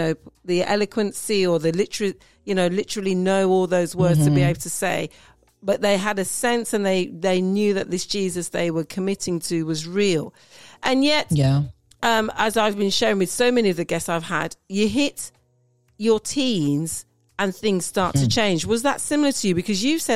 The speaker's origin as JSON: {"language": "English", "country": "United Kingdom", "tie": "born or raised there", "said": "being British born, you know, of Jamaican parents"}